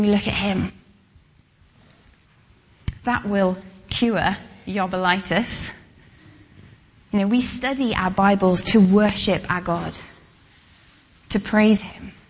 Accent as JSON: {"language": "English", "area": "Welsh", "region": "Wales", "country": "United Kingdom", "said": "I'm Welsh, we say tooth"}